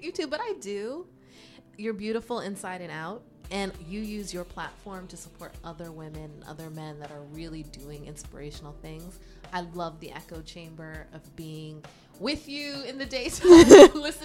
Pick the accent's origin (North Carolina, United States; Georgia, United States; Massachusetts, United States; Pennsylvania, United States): Pennsylvania, United States; Pittsburgh; moved away as an adult; now in New York, United States; growing up in Pittsburgh, there wasn't a lot